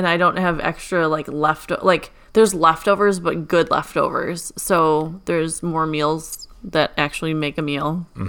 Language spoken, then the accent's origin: English; Illinois, United States; I'm from Illinois.